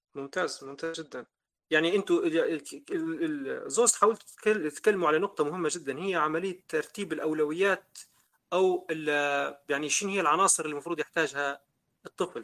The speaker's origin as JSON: {"language": "Arabic", "country": "Libya", "said": "إحنا ليبيين"}